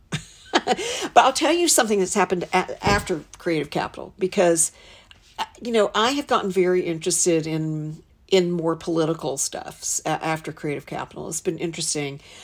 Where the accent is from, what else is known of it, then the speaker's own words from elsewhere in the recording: Western North Carolina, United States; moved away as an adult; also born or lived in Charlotte, North Carolina / New York; I'm from Western North Carolina.